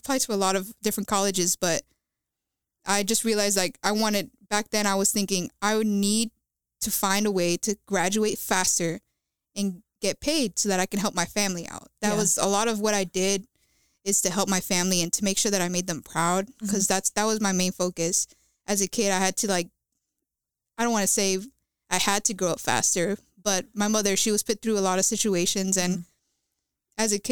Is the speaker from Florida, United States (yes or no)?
yes; Central Florida, United States; moved away as an adult; now in Owensboro, United States; I'm from Central Florida near Disney